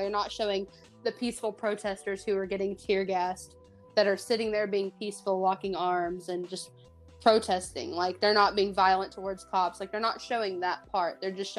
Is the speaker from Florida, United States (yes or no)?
no; Ardmore, Oklahoma, United States; I'm from Ardmore, Oklahoma.